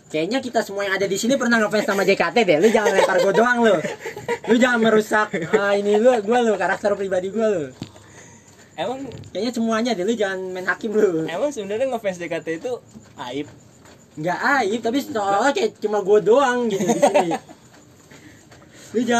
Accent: Jakarta, Indonesia; tapi mau gue bukan orang Sunda sih orang Betawi

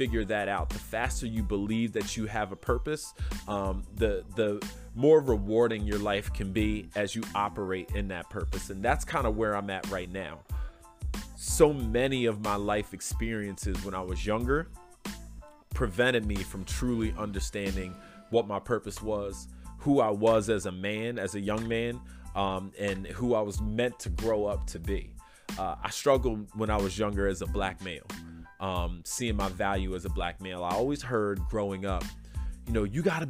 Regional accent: Philadelphia, Pennsylvania, United States; I grew up in Southwest Philadelphia near the airport

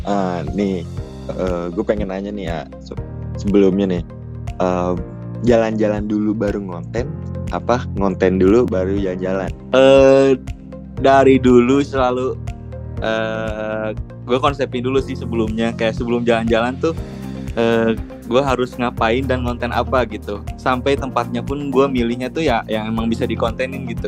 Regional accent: Bandung, West Java, Indonesia; tuh gue dari SMP tuh emang mulai-mulai suka explore kan emang di kota sendiri gitu emang explore tempat-tempat sendiri tempat-tempat di kota sendiri karena Bandung tuh emang kalau dibilang Bandung gak ada habisnya tuh bener

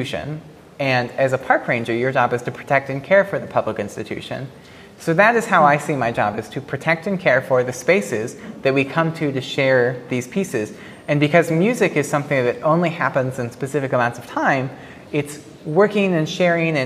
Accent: Kentucky, United States; moved away; also born or lived in Chicago; I was from Kentucky

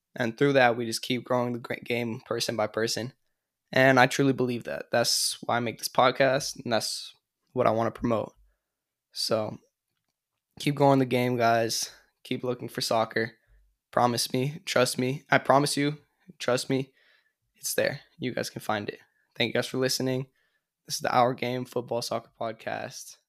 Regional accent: California, United States; moved away as an adult; also born or lived in upstate New York; I'm from California, but I went to school in upstate New York

